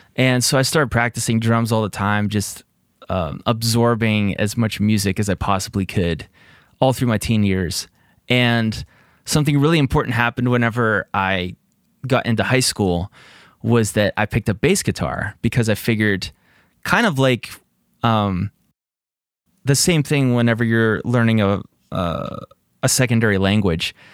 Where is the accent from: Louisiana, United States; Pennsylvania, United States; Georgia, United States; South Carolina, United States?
Pennsylvania, United States; greater Pittsburgh area; I'm from Pittsburgh area